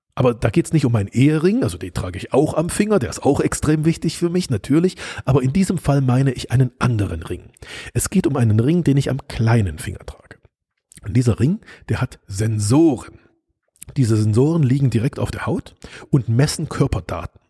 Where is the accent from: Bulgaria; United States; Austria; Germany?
Germany; East Germany; bin ich ja in der DDR groß geworden, also im Osten Deutschlands, als es noch getrennt war.